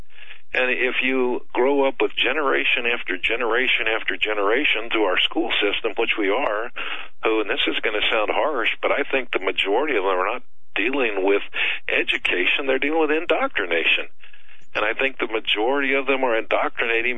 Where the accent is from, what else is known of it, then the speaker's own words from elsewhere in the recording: Nebraska, United States; I was born in Nebraska